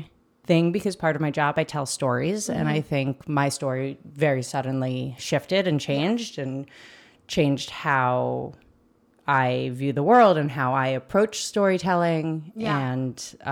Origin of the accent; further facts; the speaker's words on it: New York City, New York, United States; moved away as an adult; also born or lived in Los Angeles; I grew up in New York City. I've come from, there's a lot of siblings. I'm the youngest of four.